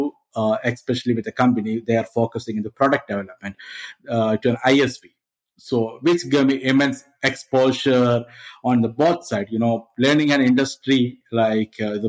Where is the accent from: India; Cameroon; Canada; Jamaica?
India; moved away as an adult; now in Malta; I'm from India, but I moved to Malta as part of my work